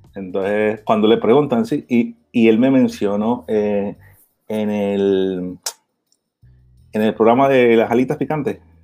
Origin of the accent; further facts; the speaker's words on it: Miami, Florida, United States; moved away as an adult; also born or lived in Barranquilla, Colombia; now in Colombia; colombiano, me crié en Miami.